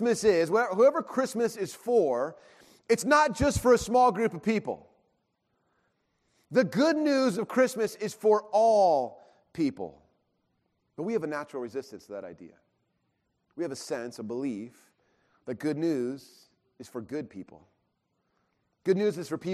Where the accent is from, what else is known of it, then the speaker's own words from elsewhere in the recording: Irvine, California, United States; I grew up in Irvine, in a, you know, condo